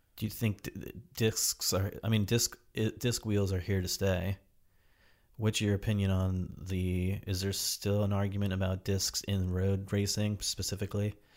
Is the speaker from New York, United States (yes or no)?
no; New Jersey, United States; now in Portland, United States; my buddies and I grew up in New Jersey